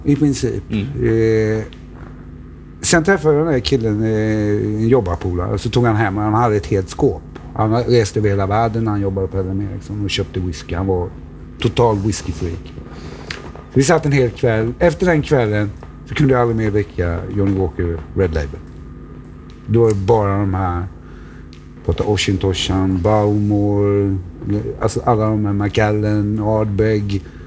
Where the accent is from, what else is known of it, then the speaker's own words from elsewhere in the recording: Eksjö, Jönköping County, Sweden; moved away; also born or lived in near Stockholm; Då börjar vi ner i Småland där jag växte upp i Eksjö